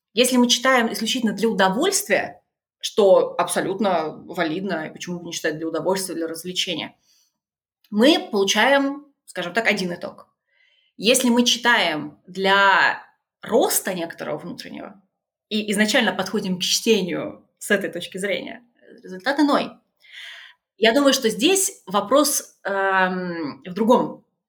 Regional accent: Tula, Tula Oblast, Russia; moved away; also born or lived in Germany; Я из Тулы.

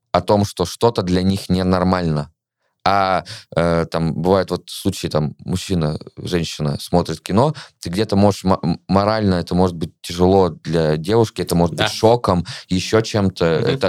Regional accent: Russia; moved away as an adult; я впервые выехал из России в конце сентября, вот в свои 26 лет.

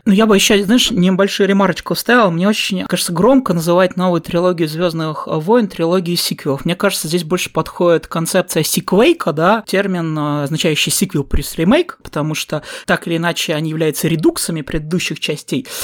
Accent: Southern Urals, Russia; у нас находится рядом Аркаим

